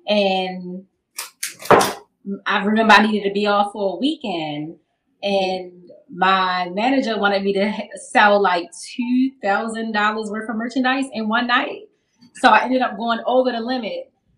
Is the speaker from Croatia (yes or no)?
no; Baltimore, Maryland, United States; I'm from Maryland. I'm from Baltimore.